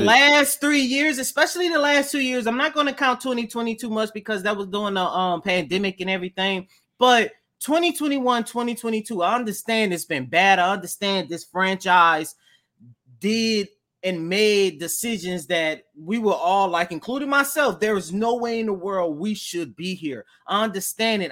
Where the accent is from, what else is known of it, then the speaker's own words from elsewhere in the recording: New Orleans, Louisiana, United States; I'm from New Orleans